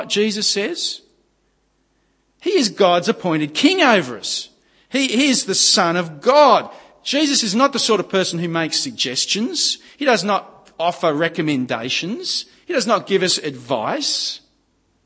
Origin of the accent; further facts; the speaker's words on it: Gosford, New South Wales, Australia; I grew up at Gosford on the Central Coast